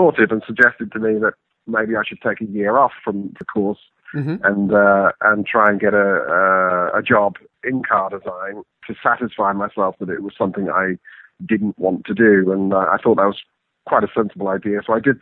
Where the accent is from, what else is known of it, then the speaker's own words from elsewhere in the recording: England, United Kingdom; I grew up in England, Mark, born in the mid-60s